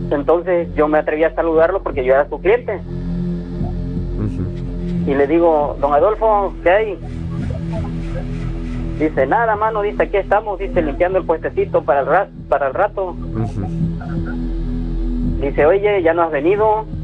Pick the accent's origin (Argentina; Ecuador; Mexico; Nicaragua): Mexico; Zempoala, Veracruz; Yo soy originario de Zempoala, donde están las ruinas.